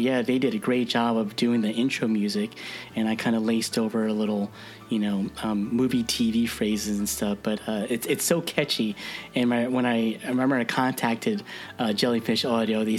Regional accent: New Jersey, United States; moved away; I grew up in New Jersey, you know, just north of Jonathan, and, you know, I haven't been back home in a while

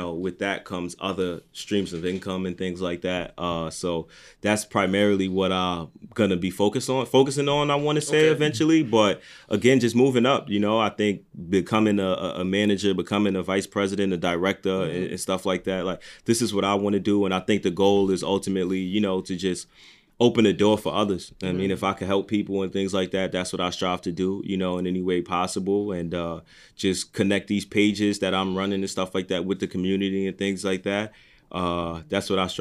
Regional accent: New York, United States; I'm from New York

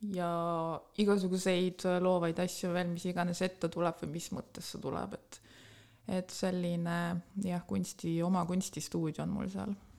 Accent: Tallinn, Harju County, Estonia; moved away as an adult; now in Tartu, Estonia; ma olen tegelikult pärit Tallinnast, ma olen ah. sündinud Tallinnas, käinud koolis Tallinnas

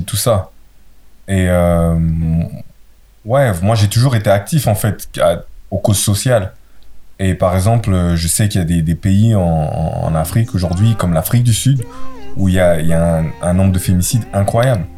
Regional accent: Brussels, Brussels-Capital Region, Belgium; je viens de Bruxelles

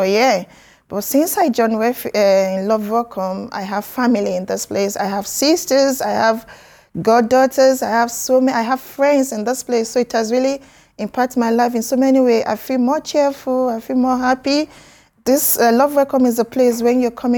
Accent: Nigeria; moved away as an adult; now in United Kingdom; I'm from Nigeria. I've been in UK for 8 years now.

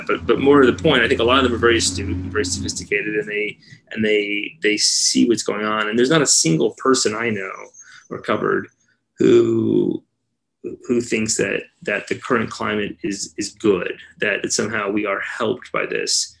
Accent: Los Angeles, California, United States; Here in Los Angeles.

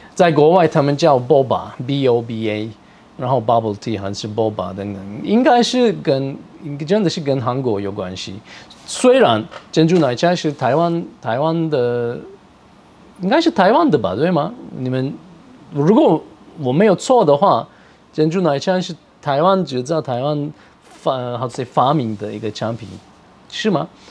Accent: Turkey; Chinese is a second language; now in Taiwan; 我是来自土耳其

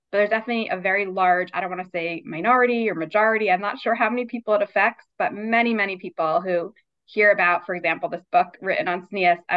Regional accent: Baltimore, Maryland, United States; also born or lived in New York / Richmond, Virginia; mostly lived in Baltimore for my almost my entire life. Um, I was born in New York, but moved here when I was six, and then we had a short stint in Richmond, Virginia, for three years. But otherwise, I have been in Baltimore um, my whole adult life, and um, went to school here.

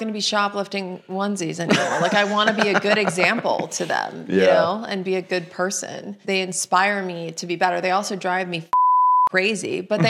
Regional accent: Midwest, United States; accent: Midwestern; Oh, my poor Midwestern accent's gone. Because I've lived here longer than...

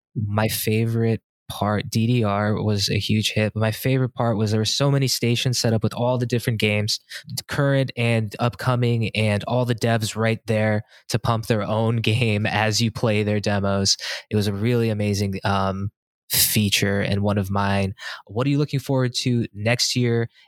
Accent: California, United States; moved away as an adult; also born or lived in San Diego / Inland Empire / Los Angeles / Boston; coming from California, only having lived in California, San Diego, the, then the I E, L

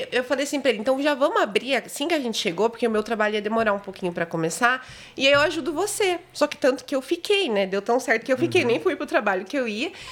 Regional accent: Foz do Iguaçu, Paraná, Brazil; eu sou de Foz e tava morando em Palmeira também, né?

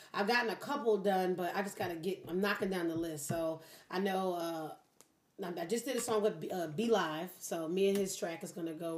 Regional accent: Philadelphia, Pennsylvania, United States; now in Detroit, United States; I'm from Philly

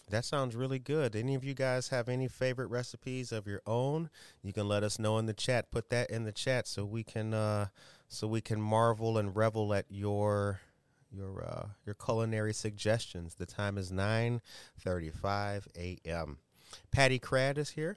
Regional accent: Harvey, Illinois, United States; a young brother like me growing up in Harvey

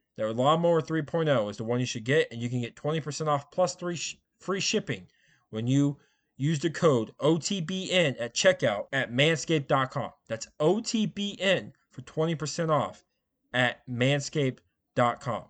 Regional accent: Indiana, United States; I grew up here in Indiana. I've, I still live here

